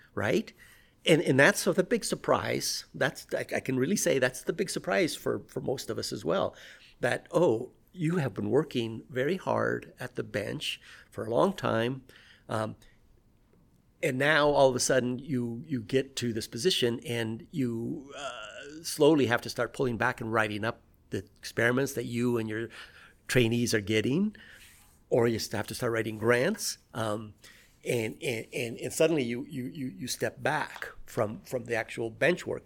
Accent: Pacific Northwest, United States; also born or lived in Peru; now in Colorado, United States; I grew up in the Pacific Northwest

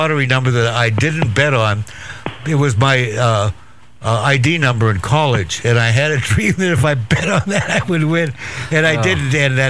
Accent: Walla Walla, Washington, United States; Walla Walla, Washington.

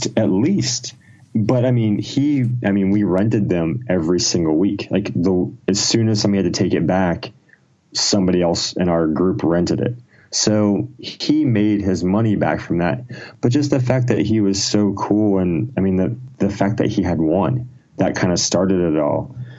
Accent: Ohio, United States; I was born in Ohio, small town in Ohio. I've kind of lived in Ohio most of my life

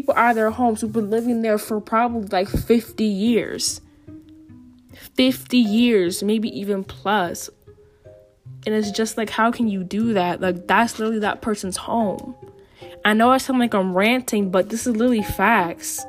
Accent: New Haven, Connecticut, United States; Growing up in New Haven

